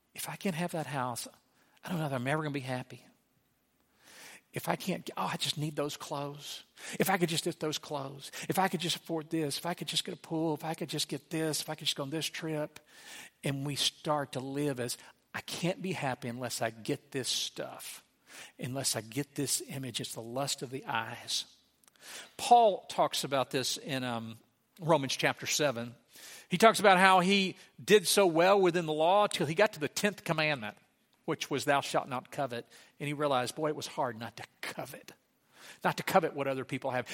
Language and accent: English; Sligo, Louisiana, United States; moved away; I grew up in Slagga, Louisiana